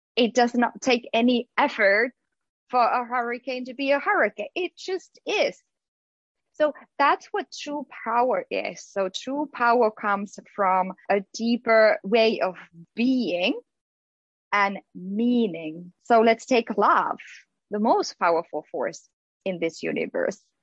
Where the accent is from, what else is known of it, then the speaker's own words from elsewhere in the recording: Finland; now in United States; growing up in Finland